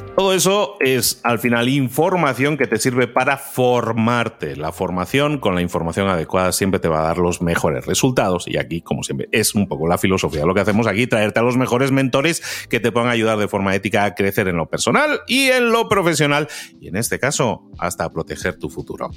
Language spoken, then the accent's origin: Spanish; Spain; moved away; yo que soy español, aunque vivo fuera